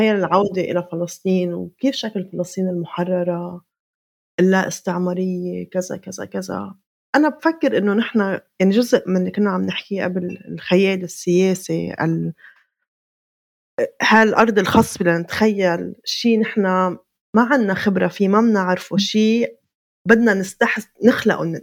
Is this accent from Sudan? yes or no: no; Palestine; هي الثنائية اللي هي جزء من كيف نحن بنفهم حالنا كفلسطينيين نحن يا حاضرين يا غائبين